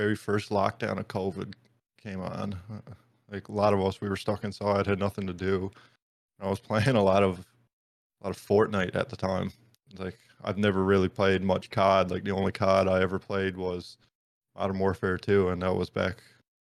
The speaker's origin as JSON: {"language": "English", "area": "Baie Verte", "region": "Newfoundland and Labrador", "country": "Canada", "tie": "born or raised there", "also_born_or_lived": "Grand Falls-Windsor, Newfoundland and Labrador", "moved": "as an adult", "lives_now": "St. John's, Canada", "said": "my hometown where I grew up is Beta Spare"}